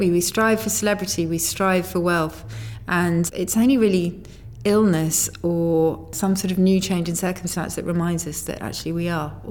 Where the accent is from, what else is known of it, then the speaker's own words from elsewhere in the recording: United Kingdom; I mean, I think as a British person in New York or in America, you have a slight privilege in that you know it's a cliche, but people genuinely do love the way you talk